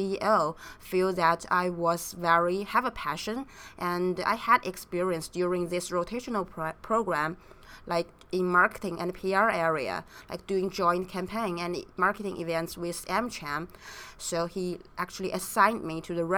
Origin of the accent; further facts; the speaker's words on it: China; moved away as an adult; also born or lived in United States; I was growing up in China, and I went to the States for undergrad and graduate study.